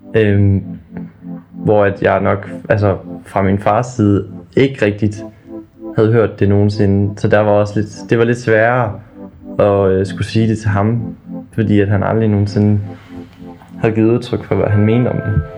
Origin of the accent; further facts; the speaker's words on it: small town near Ravsted, Aabenraa, Southern Denmark, Denmark; Jeg boede i en lille by, der hedder Havsted. Ligger ved siden af en lille by, der hedder Ravsted